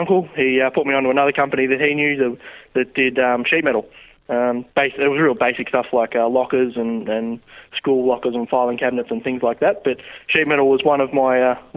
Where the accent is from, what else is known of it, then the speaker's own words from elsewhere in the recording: Romsey, Victoria, Australia; also born or lived in Sunbury / Lancefield; I grew up in Romsey. I was born in Tunbury, grew up in Romsey. Have lived there all my life until just recently.